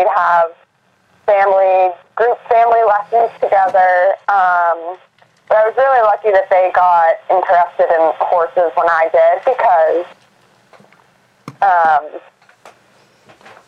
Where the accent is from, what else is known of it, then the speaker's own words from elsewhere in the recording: Boston, Massachusetts, United States; I grew up in Boston, Massachusetts, in the city.